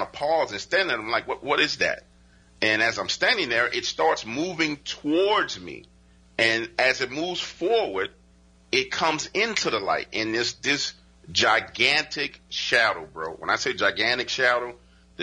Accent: New Orleans, Louisiana, United States; I live in New Orleans. I was born and raised in New Orleans

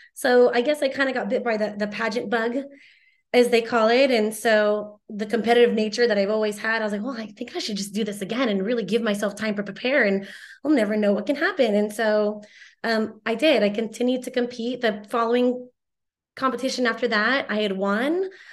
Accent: Torrance, California, United States; my house in Torrance that I grew up

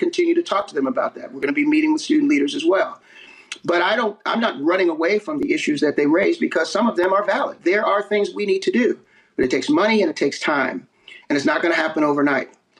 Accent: East Coast, United States; I'm from the East Coast

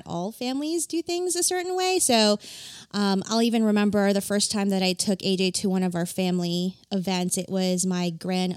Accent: New York City, New York, United States; I grew up in New York City. I think I've mentioned that before in the podcast. I grew up in Queens, New York

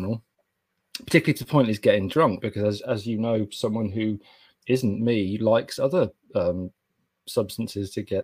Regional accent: Kidderminster, West Midlands, United Kingdom; I'm from Kidderminster

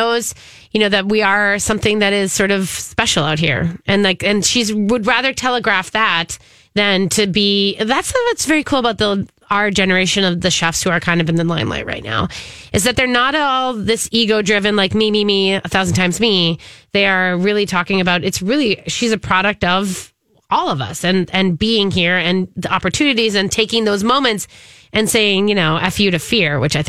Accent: Minnesota, United States; I think it's like one of those things where you got to do it at least once as a Minnesotan.

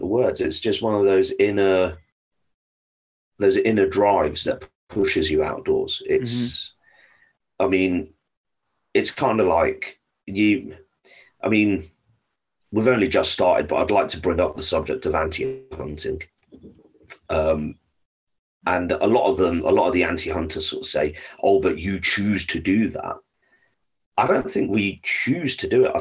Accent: London, United Kingdom; now in Norfolk, United Kingdom; I was born and raised in London, in pretty much central London. I now live in rural UK. I live in Norfolk

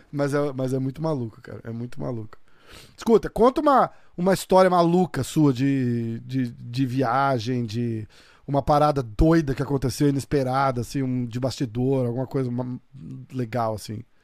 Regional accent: São Paulo, Brazil; now in New York, United States; Eu sou de São Paulo

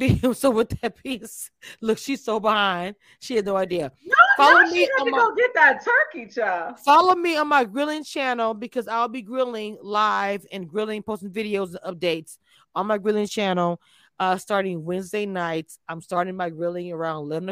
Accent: the South, United States; I am from the South

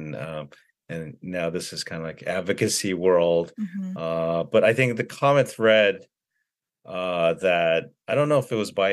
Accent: California, United States; also born or lived in Korea; I was born in California, and I went to, so I lived in California most of my, younger life before I graduated from high school

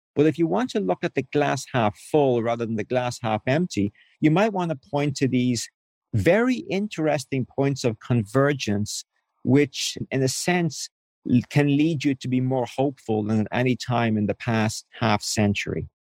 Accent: Ireland; moved away as an adult; I grew up in Ireland as a cradle Catholic

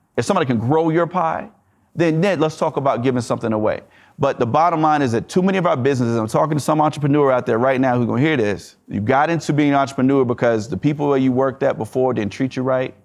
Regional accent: the South, United States; I'm from the South

